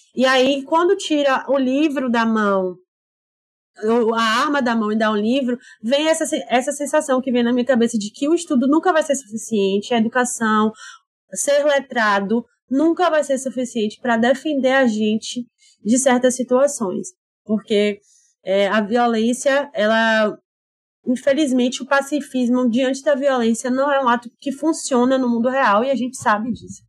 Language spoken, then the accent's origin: Portuguese; Salvador, Bahia, Brazil; a gente, eu e Alexandre, somos baianos, soteropolitanos